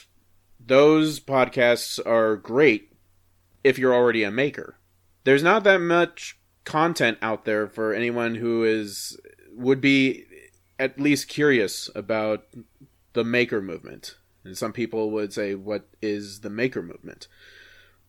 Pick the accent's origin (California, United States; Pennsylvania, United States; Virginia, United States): California, United States; Inland Empire, Southern; moved away; also born or lived in Fresno, California; I'm originally from Southern California, east of Los Angeles, Inland Empire area